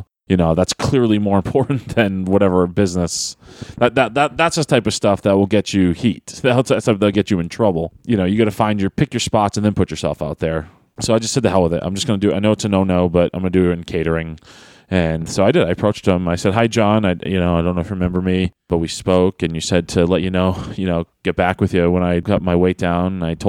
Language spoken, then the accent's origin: English; Manchester, North West England, United Kingdom; So Tuesday was in Manchester, my hometown.